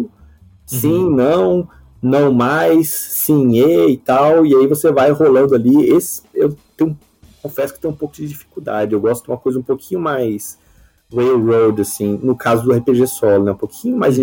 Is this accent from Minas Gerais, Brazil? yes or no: yes; Uberlândia, Minas Gerais, Brazil; eu sou de Uberlândia, Minas Gerais, né? eu, não, eu, não sou, eu sou brasileiro, então não morei lá fora nem nada